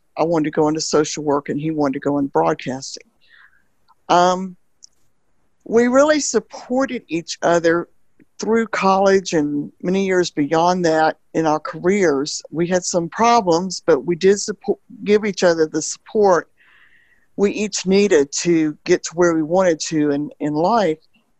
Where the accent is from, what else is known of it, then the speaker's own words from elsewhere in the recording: Alabama, United States; No, I'm from Alabama.